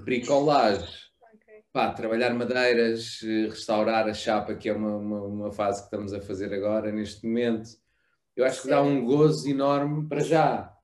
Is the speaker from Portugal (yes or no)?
yes; Melides, Alentejo, Portugal; em Melides, na costa alentejana, uh, local onde eu cresci e, e fiz todas minha, as minhas férias de infância desde, desde pequeno